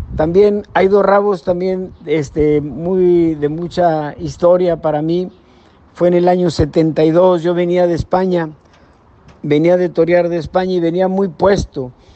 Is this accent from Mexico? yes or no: yes; Guadalupe, Nuevo León, Mexico; aquí mi tierra, aquí que les menciono, en Guadalupe, Nuevo León